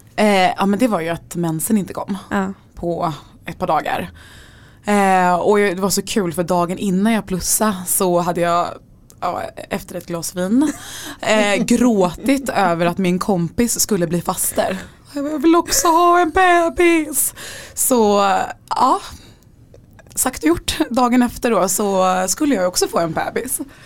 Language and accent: Swedish; Gothenburg, Västra Götaland, Sweden; also born or lived in Örebro; now in Stockholm, Sweden; jag är från Göteborg